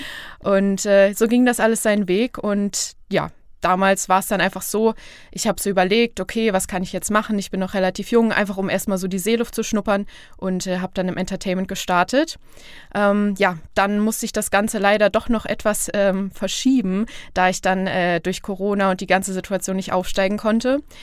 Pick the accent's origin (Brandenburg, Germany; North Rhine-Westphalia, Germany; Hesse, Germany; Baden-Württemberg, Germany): Hesse, Germany; Fulda; moved away as an adult; ich komme aus Fulda bzw. Petersberg, was mittlerweile aber irgendwie, es ist meine Heimat